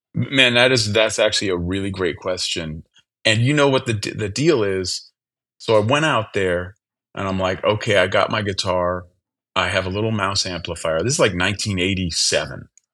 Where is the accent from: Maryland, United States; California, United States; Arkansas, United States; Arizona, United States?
California, United States; Berkeley; where I grew up in the Bay Area